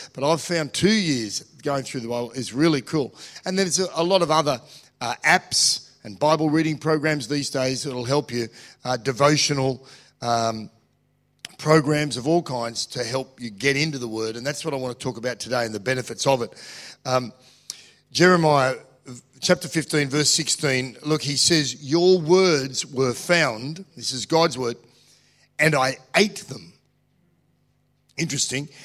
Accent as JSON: {"language": "English", "country": "Australia", "said": "I'm an Australian"}